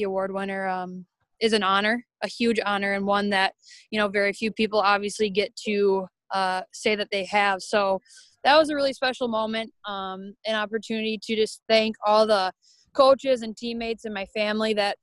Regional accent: Edina, Minnesota, United States; growing up in Edina, Minnesota

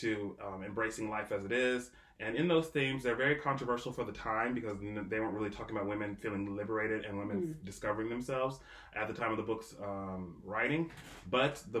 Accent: Canada; growing up in Canada

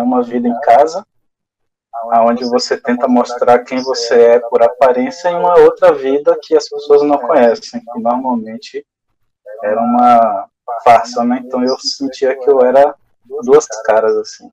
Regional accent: interior of Bahia, Brazil; moved away as an adult; now in Salvador, Brazil; Sou do interior da Bahia, mas moro em Salvador. Já há 22 anos também, vim para cá estudar

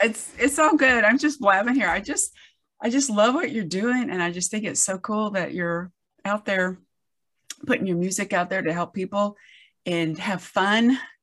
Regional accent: the South, United States; I grew up in the South

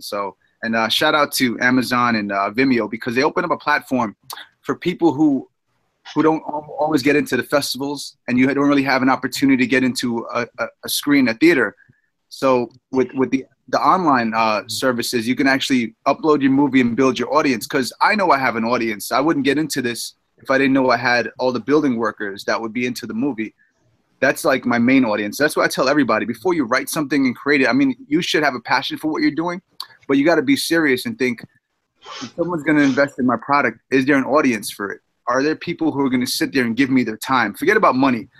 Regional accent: New York City, New York, United States; I'm a guy from Jamaica, Queens, New York

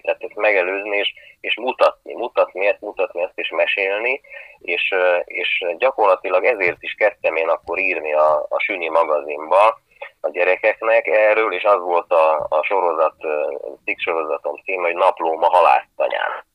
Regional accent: Hungary; itt születtem, és hogy, hogy csupa vízi ember volt a, az ősöm

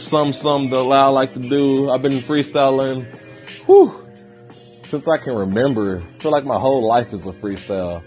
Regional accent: Dallas, Texas, United States; I'm from Dallas, Texas

